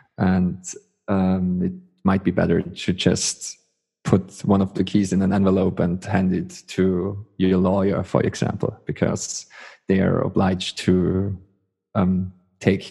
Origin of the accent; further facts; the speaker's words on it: Austria; I'm from Austria.